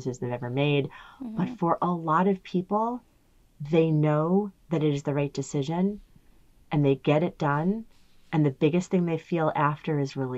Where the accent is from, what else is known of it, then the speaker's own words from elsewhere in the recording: New Jersey, United States; I am old and I am from New Jersey